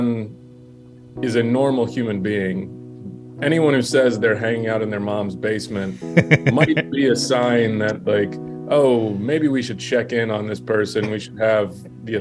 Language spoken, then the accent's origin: English; Texas, United States; moved away; I grew up in Texas